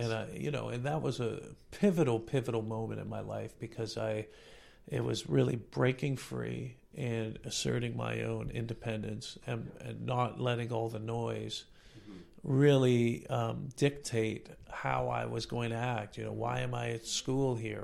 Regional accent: Toronto, Ontario, Canada; I was born and raised in Toronto

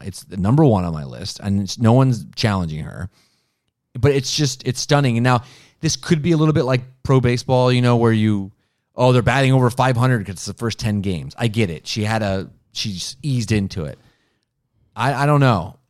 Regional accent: Columbus, Ohio, United States; I'm from Columbus

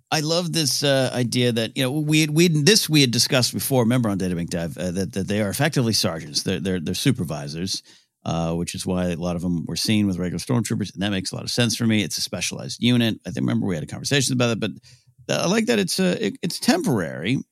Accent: Pismo Beach, California, United States; growing up in Pismo Beach, California

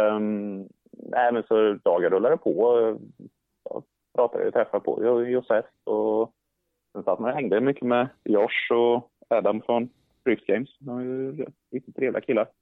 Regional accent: Sweden; jag skulle komma ner som svensk

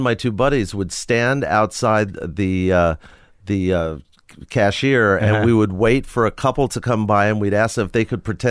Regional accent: Forest Hills, New York, United States; I grew up in Forest Hills, New York.

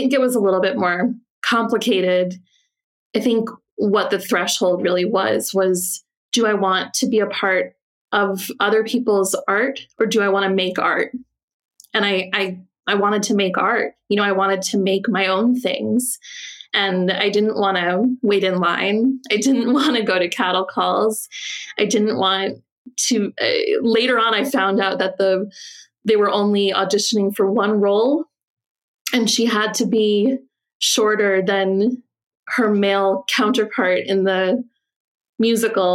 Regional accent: New Jersey, United States; I grew up in New Jersey

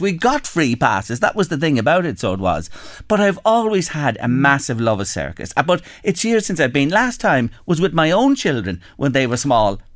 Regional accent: Drogheda, Leinster, Ireland; I grew up on the North Road in Drogheda

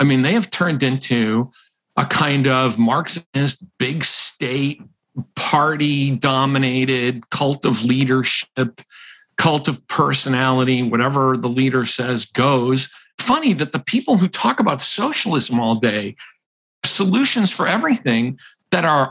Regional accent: Massachusetts, United States; now in Rhode Island, United States; I am from Massachusetts and live in Rhode Island.

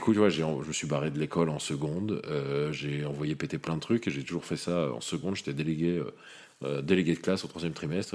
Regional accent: Lyon, Auvergne-Rhône-Alpes, France; je suis né à Lyon.

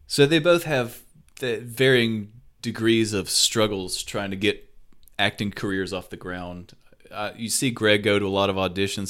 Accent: the South, United States; accent: southern; my southern accent

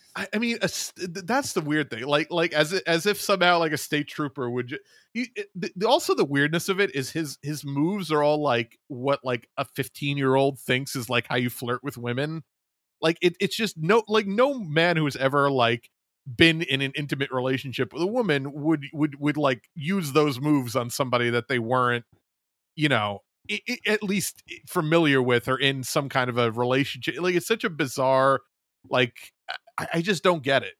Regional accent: New York, United States; my home state of New York

